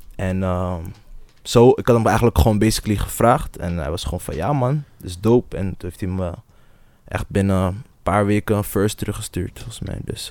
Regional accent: Almere, Flevoland, Netherlands; also born or lived in Amsterdam; Dus Almere voelt toch wel echt als een thuis, omdat ik hier ben opgegroeid

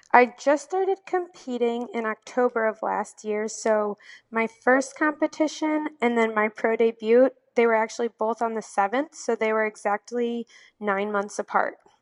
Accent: Valparaiso, Indiana, United States; I am from Northwest Indiana in a little town, well, not too little, but it's called Valparaiso

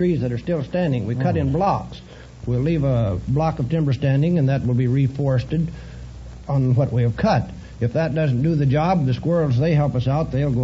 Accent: Washington, United States; I'm from Tootle. We have a population up there of about 50 men

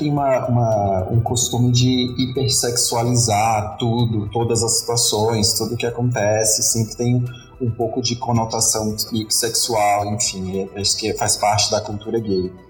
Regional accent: Northeast Region, Brazil; Eu, pelo menos, que venho do Nordeste, que lá é, o homem é muito machista

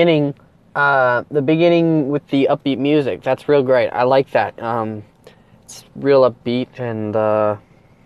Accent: Wisconsin, United States; now in Texas, United States; I'm originally from Wisconsin, and 2 years ago we moved down here to Texas.

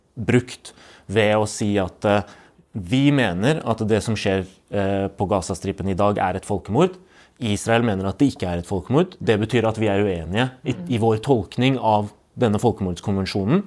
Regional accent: Palestine; now in Norway; som både palestiner og menneske med tro på rettferdighet

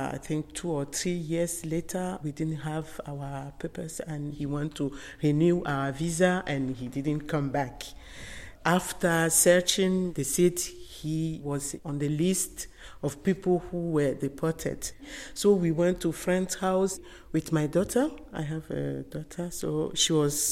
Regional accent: Togo; moved away as an adult; also born or lived in Munich, Germany; now in Brussels, Belgium; I'm from Togo originally, and now I'm in Belgium, living in Brussels.

